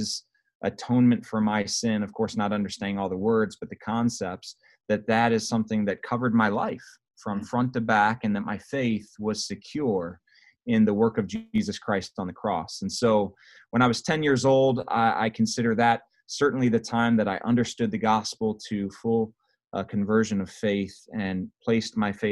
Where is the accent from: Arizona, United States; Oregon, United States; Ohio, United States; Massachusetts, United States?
Ohio, United States; Akron; I grew up in Akron, Ohio is my hometown